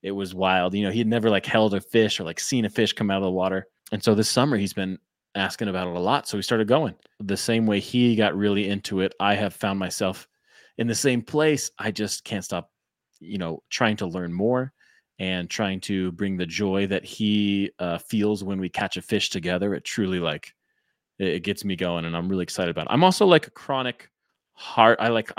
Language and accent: English; Colorado, United States; I grew up here in Colorado. And I used to go fishing with my dad and my grandpa.